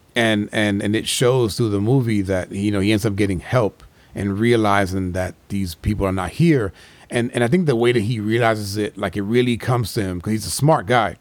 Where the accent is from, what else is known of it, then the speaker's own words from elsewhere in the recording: New York, United States; growing up in New York